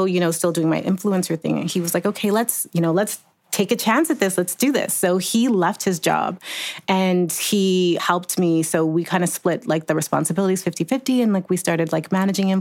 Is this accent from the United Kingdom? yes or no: no; Jamaica; I'm Jamaican, so I've always had like 5 jobs